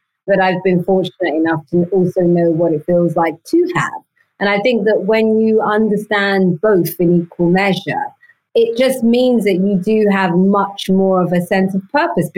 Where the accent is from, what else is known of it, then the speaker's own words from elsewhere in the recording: London, United Kingdom; I was born and raised in London, in the East End of London